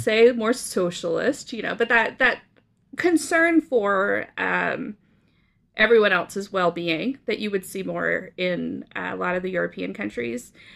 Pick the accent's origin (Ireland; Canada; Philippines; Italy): Canada; moved away as an adult; also born or lived in Oklahoma / Brazil; I grew up in, uh, Canada